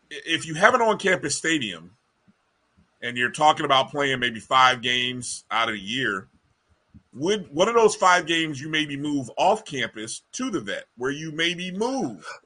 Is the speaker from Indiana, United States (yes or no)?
yes; Indianapolis, Indiana, United States; my hometown of Indianapolis, Indiana. His father served as a deacon at the church I grew up with my father.